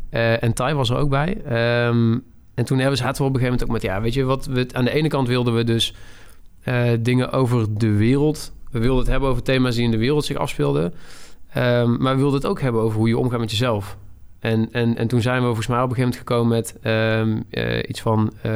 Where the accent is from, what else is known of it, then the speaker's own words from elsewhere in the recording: Tilburg, North Brabant, Netherlands; ik kom uit Tilburg, ik ben 26 jaar